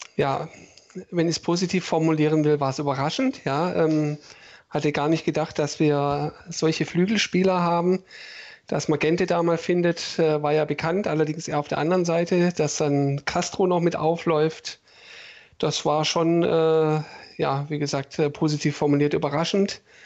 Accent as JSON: {"language": "German", "town": "Stuttgart", "region": "Baden-Württemberg", "country": "Germany", "tie": "born or raised there", "said": "ich bin in Bad Cannstatt geboren im September"}